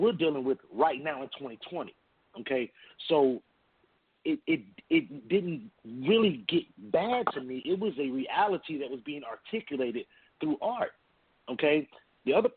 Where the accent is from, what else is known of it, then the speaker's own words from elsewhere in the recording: Atlanta, Georgia, United States; I was raised in Atlanta.